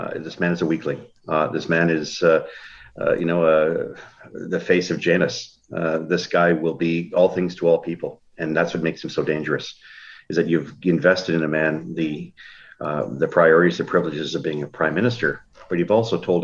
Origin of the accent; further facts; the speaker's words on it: Ontario, Canada; first language French; English is a second language; also born or lived in Manitoba; I was born here in Ontario, or in Manitoba, lived most of my time in Ontario.